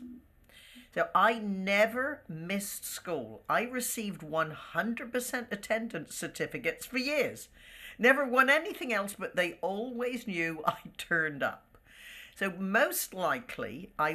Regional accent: United Kingdom; moved away; there was always a certain camaraderie with being British.

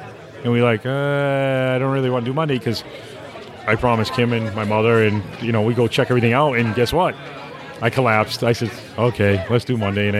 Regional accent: Massachusetts, United States; accent: New England; sometimes people can't understand the way I talk because I'm from New England. So they say, your accent

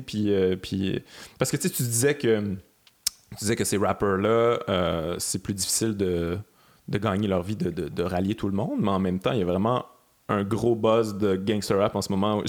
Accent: Quebec City, Quebec, Canada; je viens de Québec

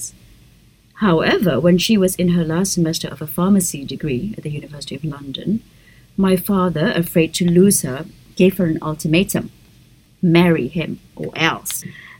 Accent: Jakarta, Indonesia; also born or lived in Perth, Australia; growing up in Indonesia as a woman

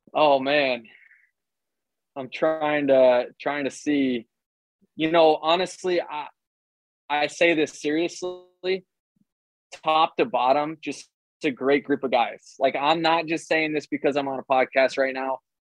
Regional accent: Tampa, Florida, United States; I play Major League Baseball player for Major League Baseball for my hometown

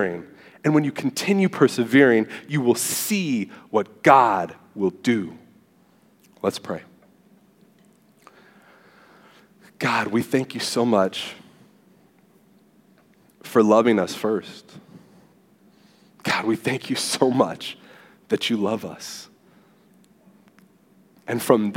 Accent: Southern California, United States; moved away as an adult; now in Texas, United States; I'm from Southern California and moved here to Texas

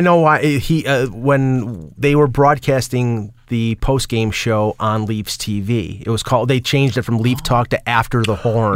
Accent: Buffalo, New York, United States; accent: Buffalo; also born or lived in Cheektowaga; I was from Western New York. I had the Buffalo accent, which I can't hear.

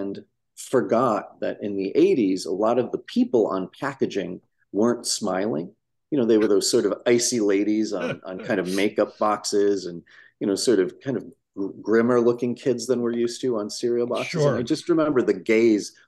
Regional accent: Midwest, United States; I grew up in the 80s in the Midwest in a small town

